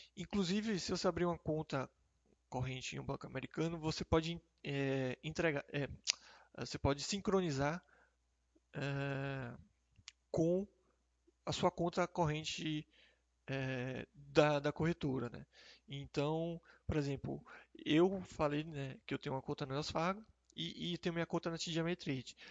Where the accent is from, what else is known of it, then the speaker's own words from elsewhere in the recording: Brazil; nós hoje somos brasileiros, né? Ou, ou é, temos a residência fiscal brasileira